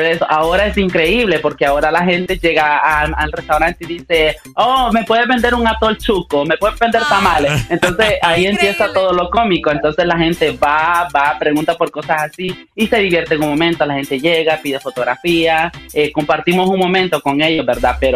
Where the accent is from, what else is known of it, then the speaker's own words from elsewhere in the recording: Honduras; O sea, ellos ya mm. saben eh, nuestra manera de hablar y todo esto. La gente dice, no, este es de Honduras, sí o sí.